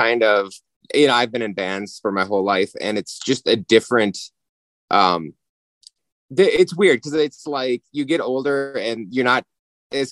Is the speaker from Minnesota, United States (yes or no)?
yes; Minnesota, United States; we're from Minnesota.